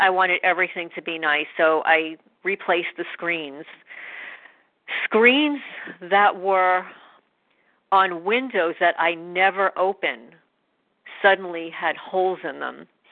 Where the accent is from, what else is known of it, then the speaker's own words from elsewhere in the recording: New York, United States; now in New Jersey, United States; I'm originally from New York